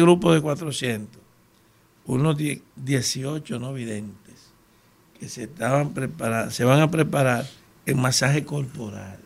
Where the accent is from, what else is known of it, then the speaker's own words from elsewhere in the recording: Dominican Republic; somos dominicanos